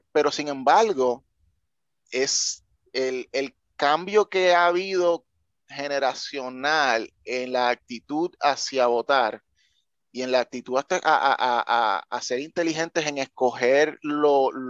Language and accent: Spanish; Puerto Rico; moved away; yo cuando me fui de Puerto Rico, eh, una de las muchas razones era porque yo no le veía un potencial a, Puerto Rico a, mejorar.